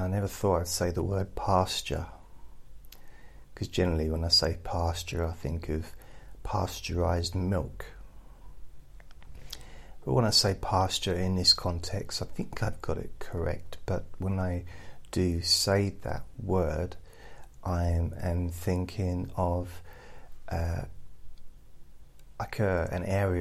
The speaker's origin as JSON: {"language": "English", "region": "England", "country": "United Kingdom", "said": "as an English person"}